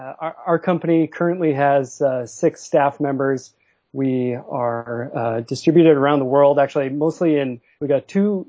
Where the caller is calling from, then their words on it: Vancouver, British Columbia, Canada; Calling from Vancouver, Canada.